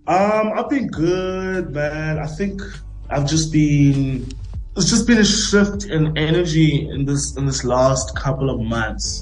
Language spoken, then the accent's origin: English; South Africa; I'm South African. I'm South African.